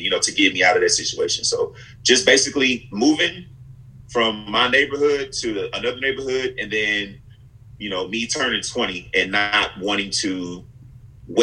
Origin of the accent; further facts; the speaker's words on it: Houston, Texas, United States; I grew up and I'm very proud of the neighborhood and block where I was from